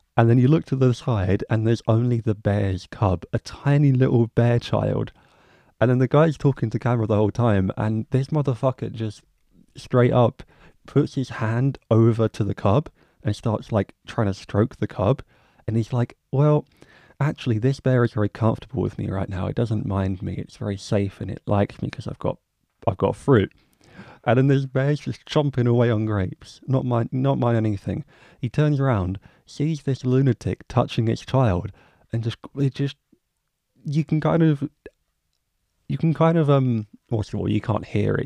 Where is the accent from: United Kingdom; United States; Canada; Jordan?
United Kingdom; England; as an English guy living in England